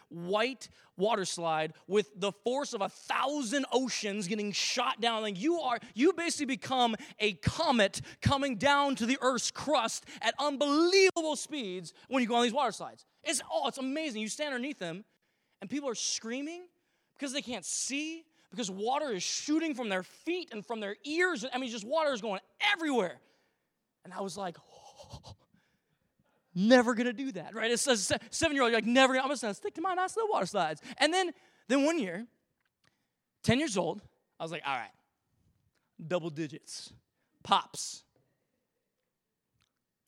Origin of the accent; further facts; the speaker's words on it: Vancouver, Washington, United States; now in Victoria, Canada; growing up in Vancouver, Washington, which is just a little north of Portland, Oregon